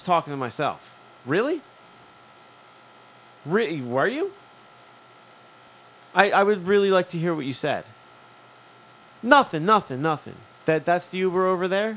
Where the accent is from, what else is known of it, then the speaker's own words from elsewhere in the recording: Philadelphia, Pennsylvania, United States; I'm from here too